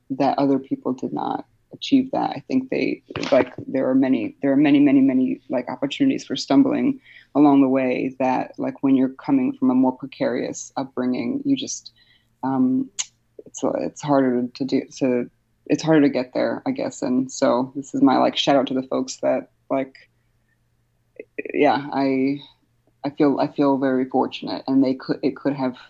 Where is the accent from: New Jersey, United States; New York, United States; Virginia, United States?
New Jersey, United States; Newark; born or raised there; also born or lived in Poland / Hoboken